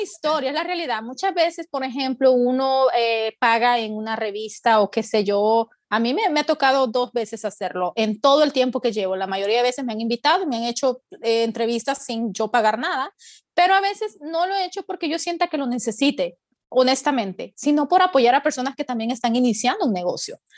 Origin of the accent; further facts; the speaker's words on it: El Salvador; moved away as an adult; now in United States; soy salvadoreña, pero mi esposo es mexicano